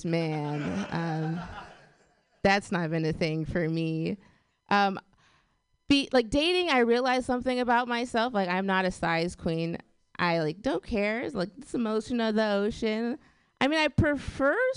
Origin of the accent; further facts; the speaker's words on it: Portland, Oregon, United States; I'm from Portland. Yeah, it's exciting. If you don't know about Portland, Portland's very white